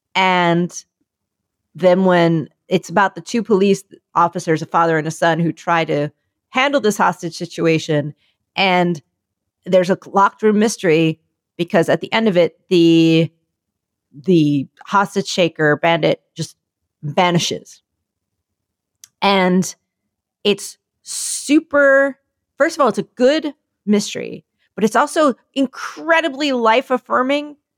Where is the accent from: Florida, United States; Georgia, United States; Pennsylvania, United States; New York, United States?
Pennsylvania, United States; Philadelphia; I'm from Philly